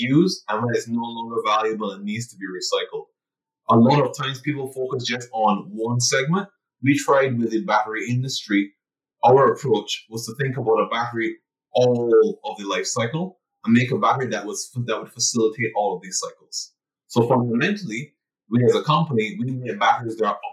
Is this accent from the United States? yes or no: no; Barbados; born and raised in Barbados, so an island boy by definition